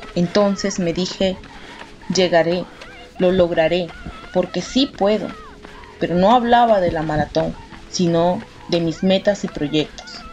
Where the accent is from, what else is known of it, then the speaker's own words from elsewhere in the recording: Piura, Peru; Nací en Piura